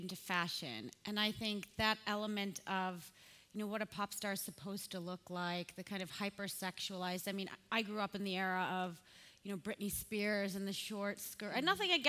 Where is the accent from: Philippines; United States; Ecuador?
United States; also born or lived in Sweden; as an American that lived in Sweden, then went back to America